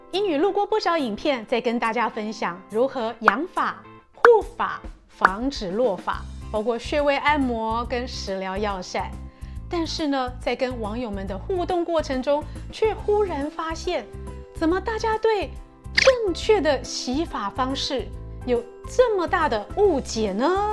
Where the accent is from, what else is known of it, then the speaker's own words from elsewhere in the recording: Taiwan; now in United States; 伊女小时候住在台湾